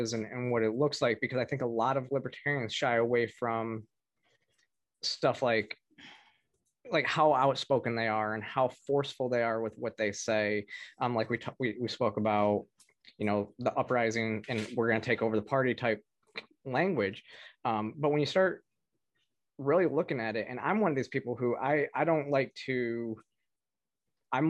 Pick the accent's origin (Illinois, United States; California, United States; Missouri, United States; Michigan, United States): Michigan, United States; I'm from Michigan